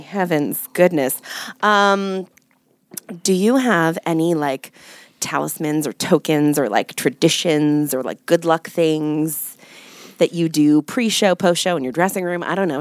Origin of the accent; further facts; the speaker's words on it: New York, United States; I'm a New Yorker